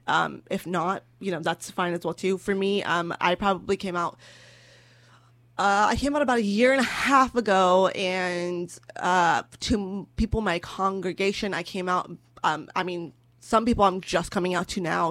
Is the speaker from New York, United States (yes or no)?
no; California, United States; I'm from California.